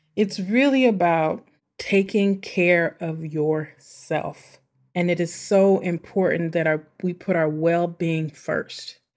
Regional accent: St. Louis, Missouri, United States; my hometown, my homie, St. Louis

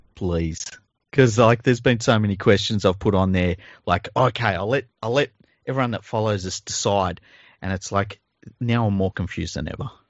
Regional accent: Sydney, New South Wales, Australia; my fucking entire childhood growing up in Mount Druitt

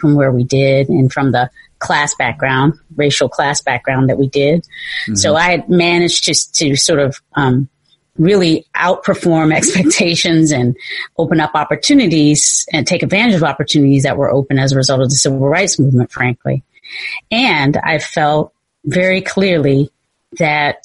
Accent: Kinston, North Carolina, United States; moved away as an adult; also born or lived in Virginia; now in San Francisco, United States; I was born in North Carolina.

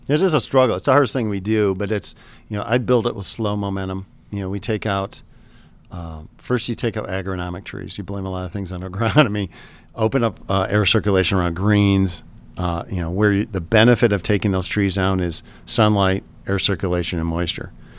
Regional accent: Michigan, United States; I grew up in Michigan

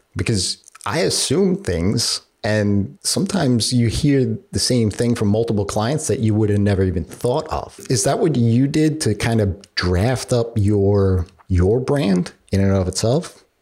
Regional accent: New York, United States; being a New Yorker myself

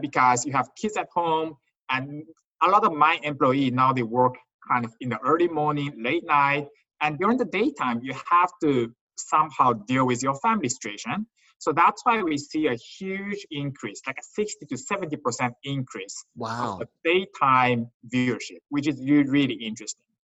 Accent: Qingdao, Shandong, China; moved away; I was born in China, a town called Qingdao.

